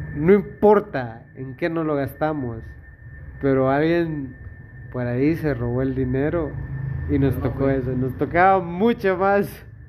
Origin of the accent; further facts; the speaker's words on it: Esquipulas, Chiquimula, Guatemala; yo amo a la gente de mi pueblo, por eso yo renunciaría a vivir en cualquier lugar que pueda ser mejor por vivir en mi ciudad